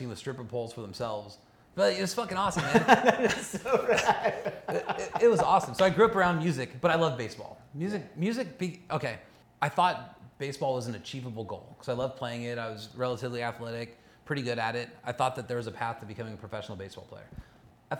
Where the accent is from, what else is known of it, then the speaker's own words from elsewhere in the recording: Los Angeles County, California, United States; also born or lived in Olympia, Washington; I didn't grow up in Orange County. I grew up in Los Angeles County for the most part